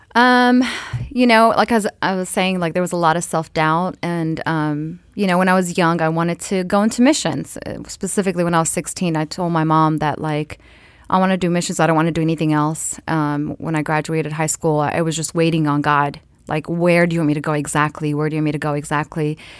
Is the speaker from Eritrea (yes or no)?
yes; Eritrea; I'm Eritrean from East Africa